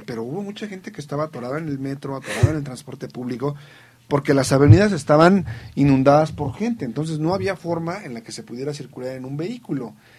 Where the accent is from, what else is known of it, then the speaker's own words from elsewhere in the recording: Mexico; como mexicano, como estudioso de las ciencias sociales